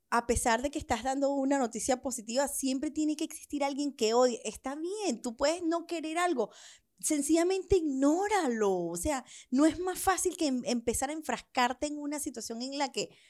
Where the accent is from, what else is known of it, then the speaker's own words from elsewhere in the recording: Venezuela; cuando vienes huyendo, cuando me vine de Venezuela huyendo.